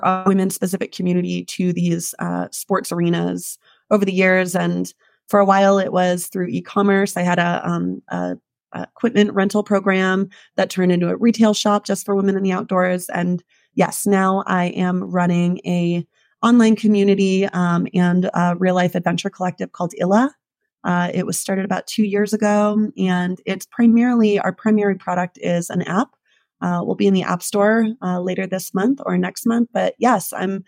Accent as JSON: {"language": "English", "region": "New Hampshire", "country": "United States", "also_born_or_lived": "Jackson, Wyoming", "moved": "as an adult", "lives_now": "Alpine, United States", "said": "I am originally from the East Coast, from up in New Hampshire"}